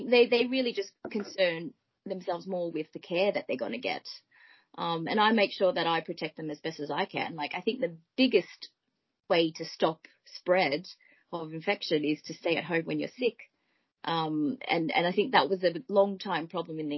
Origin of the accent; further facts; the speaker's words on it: Melbourne, Victoria, Australia; now in United Kingdom; I am originally from Melbourne, Australia